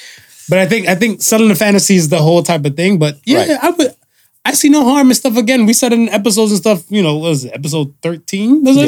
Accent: United States; me growing up in America

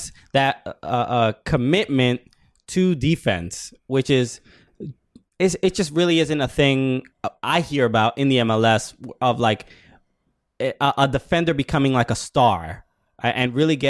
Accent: New York, United States; We're from New York

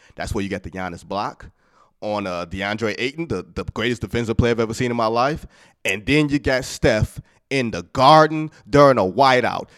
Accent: Detroit, Michigan, United States; I'm from Detroit

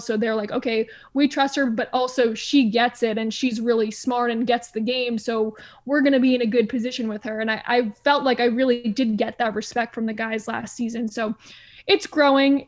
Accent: Stamford, Connecticut, United States; moved away as an adult; also born or lived in Providence; now in Houston, United States; I grew up in Stamford, Connecticut, so I was about forty-five minutes from New York City

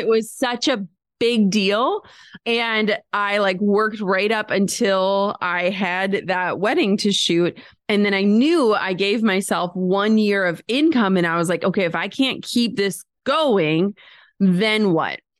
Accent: Midwest, United States; we're from the Midwest.

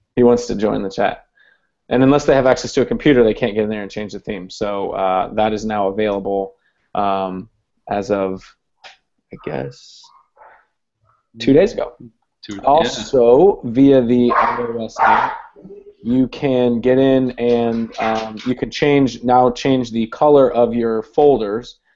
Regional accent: Columbus, Ohio, United States; now in Hampton, Virginia, United States; I'm originally from Columbus, Ohio

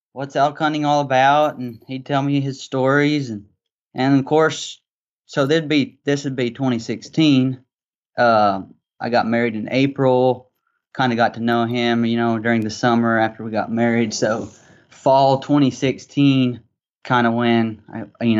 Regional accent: Arkansas, United States; I grew up in Arkansas, so I'm a Southern kid

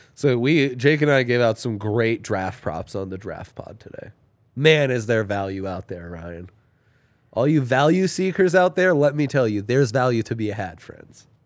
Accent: Italy; moved away; growing up in Italy

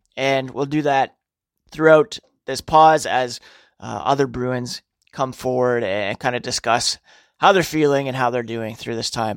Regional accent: Ottawa, Ontario, Canada; also born or lived in North York, Toronto / Brockville, Ontario; spent most of my youth growing up in a suburb of Ottawa known as Nepean

